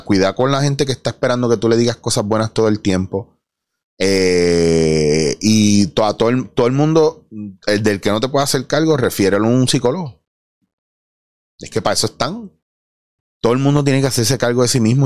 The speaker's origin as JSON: {"language": "Spanish", "country": "Puerto Rico", "said": "Yo soy puertorriqueño"}